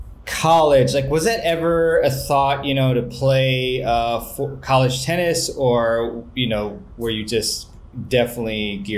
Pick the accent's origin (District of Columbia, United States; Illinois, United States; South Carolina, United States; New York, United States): District of Columbia, United States; Washington; my hometown tournament, City Open.